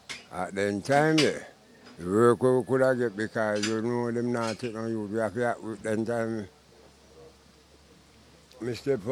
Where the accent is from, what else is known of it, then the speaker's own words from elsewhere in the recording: Hillside, Jamaica; also born or lived in New Pira; I left New Pira when I was about 4 years old. I reached a place called Hillside.